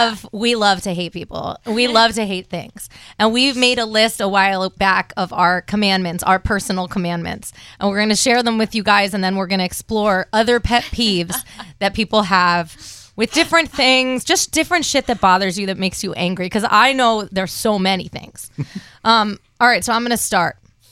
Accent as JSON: {"language": "English", "region": "Connecticut", "country": "United States", "tie": "born or raised there", "also_born_or_lived": "Los Angeles / New York", "moved": "as an adult", "lives_now": "Nashville, United States", "said": "We grew up together in Connecticut. We moved out to LA together, New York, LA, here."}